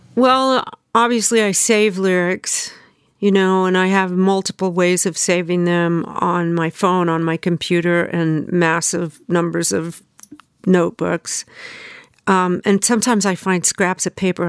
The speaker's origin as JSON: {"language": "English", "region": "Southern California", "country": "United States", "tie": "born or raised there", "also_born_or_lived": "Memphis, Tennessee", "moved": "as an adult", "lives_now": "New York, United States", "said": "I grew up in Southern California"}